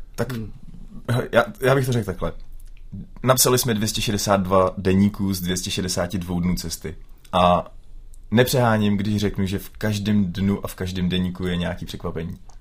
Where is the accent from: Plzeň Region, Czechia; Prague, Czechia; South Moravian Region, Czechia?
Plzeň Region, Czechia; Plasy; my jsme obyčejní kluci z Plas